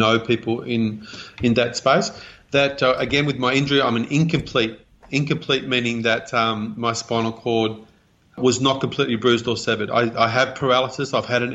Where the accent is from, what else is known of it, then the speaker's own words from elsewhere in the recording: Australia; I was born here in Australia.